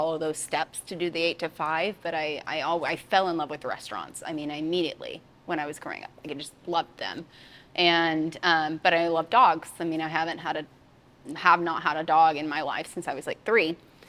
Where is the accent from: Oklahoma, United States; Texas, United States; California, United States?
Oklahoma, United States; I am, born and raised.